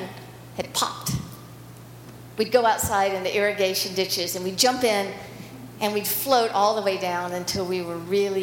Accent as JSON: {"language": "English", "region": "Alabama", "country": "United States", "tie": "born or raised there", "also_born_or_lived": "Portland", "moved": "yes", "said": "I grew up in Alabama"}